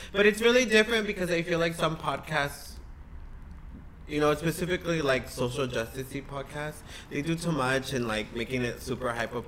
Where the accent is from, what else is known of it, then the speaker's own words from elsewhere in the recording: San Jose, California, United States; also born or lived in Atoyac de Alvarez, Guerrero, Mexico; I was raised in Eastside San Jose on Story and Capitol, in back of the Pep Boys by the McDonald's.